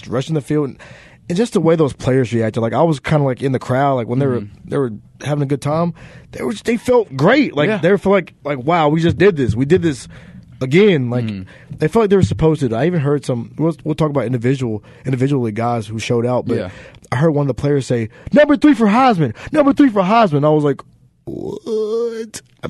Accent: Memphis, Tennessee, United States; I was born and raised in Memphis. Been a Memphis fan all my life.

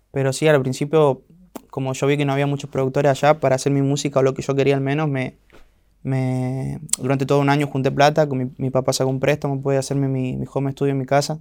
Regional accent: La Banda, Santiago del Estero, Argentina; moved away as an adult; now in Buenos Aires, Argentina; Yo vivía del lado de la banda, los bandeños nos dicen. Y ahí crecí, nací, me crié este, toda mi infancia

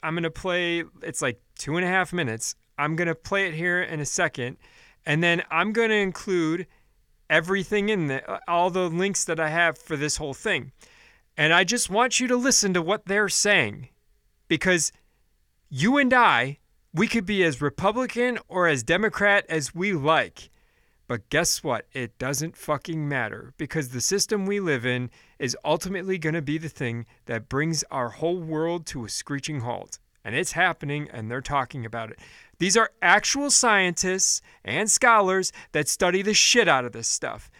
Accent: United States; as an American

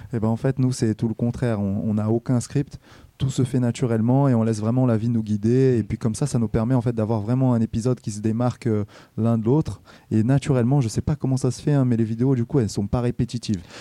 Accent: Brazil; now in Rouen, France; moi je suis né au Brésil

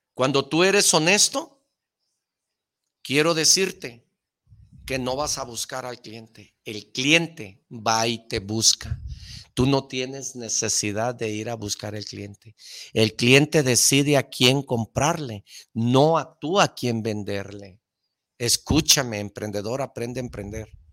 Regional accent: Mexico; como todo mexicano

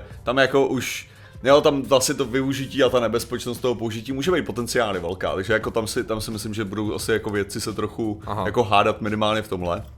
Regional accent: Czechia; my, jako konkrétně Češi

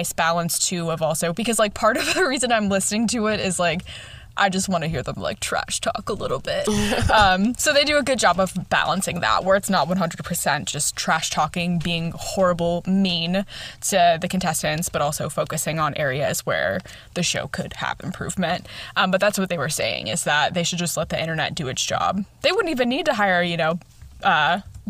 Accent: Chicago, Illinois, United States; accent: Chicagoan; my Chicagoan accent comes out

